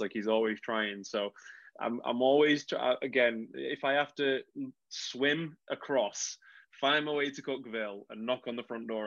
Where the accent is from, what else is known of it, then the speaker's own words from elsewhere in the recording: United Kingdom; we're British